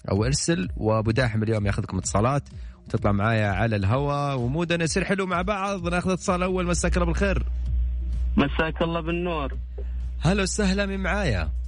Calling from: Al-Ahsa, Eastern Province, Saudi Arabia; من الاحساء

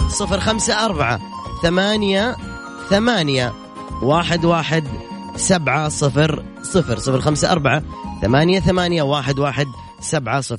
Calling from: Riyadh, Riyadh Province, Saudi Arabia; من وين من الرياض انا من الرياض

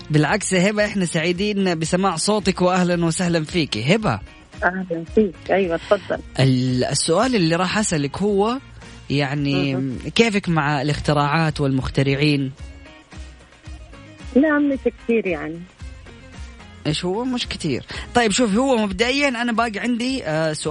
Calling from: Riyadh, Riyadh Province, Saudi Arabia; أنا … من الرياض

